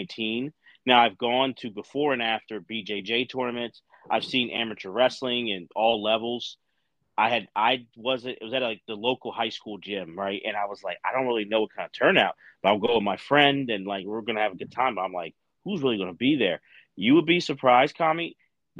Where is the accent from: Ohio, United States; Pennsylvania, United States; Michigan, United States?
Pennsylvania, United States; Philadelphia; I'm like right outside of Philadelphia. Like I'm from Philly, but live in that side